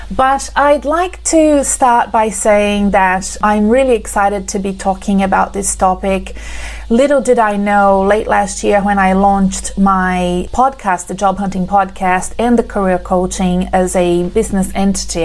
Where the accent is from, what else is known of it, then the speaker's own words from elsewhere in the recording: Brazil; now in Australia; You can see from my accent that I'm not from Australia. I'm originally from Brazil.